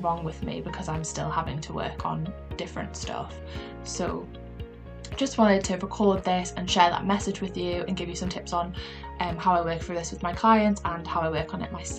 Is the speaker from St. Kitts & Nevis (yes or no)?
no; Newcastle upon Tyne, North East England, United Kingdom; accent: Geordie; my Geordie accent